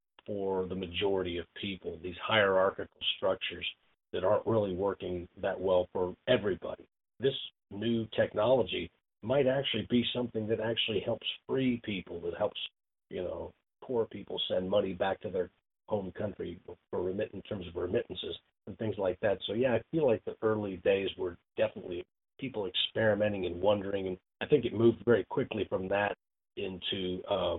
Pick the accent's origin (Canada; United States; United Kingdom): United States; Indiana; we're both from Indiana. We're both Hoosiers.